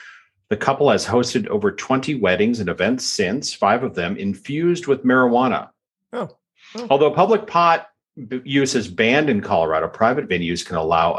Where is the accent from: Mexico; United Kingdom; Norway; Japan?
United Kingdom; Well, as a British baking type person that actually enjoys that show